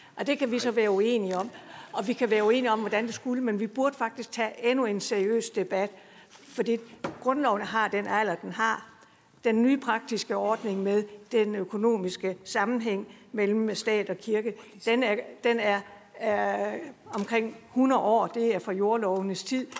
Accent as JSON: {"language": "Danish", "area": "Bredballe", "region": "Southern Denmark", "country": "Denmark", "said": "jeg kommer fra Bredballe, kan I måske høre"}